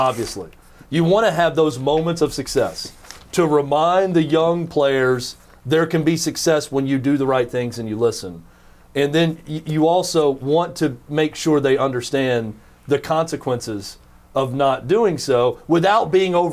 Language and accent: English; Mount Joy, Pennsylvania, United States; I grew up in Mount Joy Little League